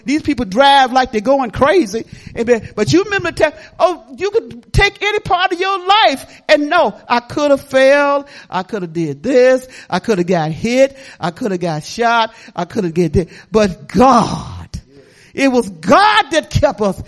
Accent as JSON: {"language": "English", "town": "Detroit", "region": "Michigan", "country": "United States", "moved": "yes", "said": "I'm not from here. I'm from Detroit, Michigan, in the slums"}